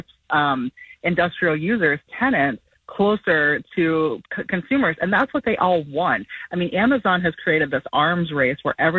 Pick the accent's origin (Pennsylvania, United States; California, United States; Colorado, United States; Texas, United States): Pennsylvania, United States; near Penn State University; now in Tampa, United States; I grew up near Penn State University